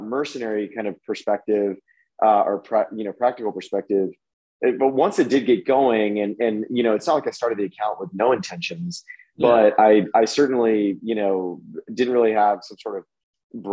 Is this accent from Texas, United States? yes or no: yes; La Porte, Texas, United States; also born or lived in Houston; in my hometown of La Porte